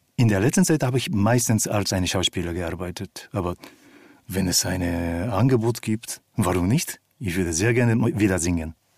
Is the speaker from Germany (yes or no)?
no; Japan; moved away; Ich bin in Japan aufgewachsen